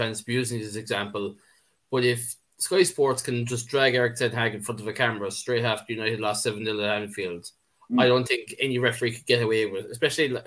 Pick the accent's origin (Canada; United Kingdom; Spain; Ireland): Ireland; I'm speaking as an Irishman